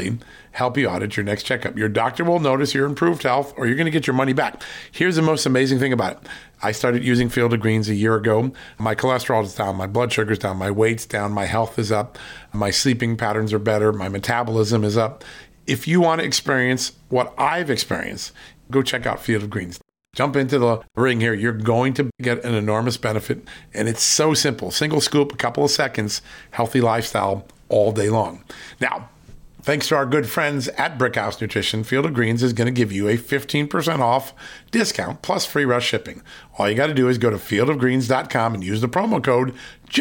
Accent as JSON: {"language": "English", "region": "Virginia", "country": "United States", "tie": "born or raised there", "said": "from the great state, my home state, of Virginia."}